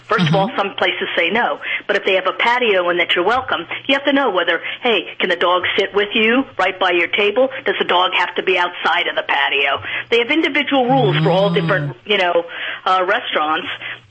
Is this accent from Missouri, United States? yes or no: no; New York City, New York, United States; New York City, that's my hometown. Okay. So that was easy to do, having grown up there.